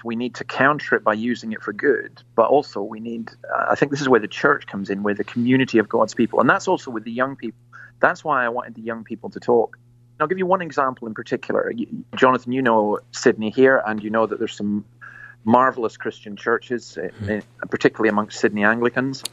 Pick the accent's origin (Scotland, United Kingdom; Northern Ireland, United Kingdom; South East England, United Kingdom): Scotland, United Kingdom; moved away as an adult; now in Australia; I'm basically a Scottish Presbyterian minister